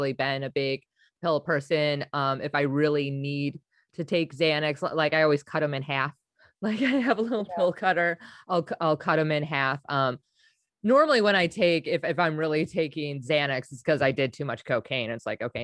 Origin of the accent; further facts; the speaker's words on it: Wisconsin, United States; I'm from Wisconsin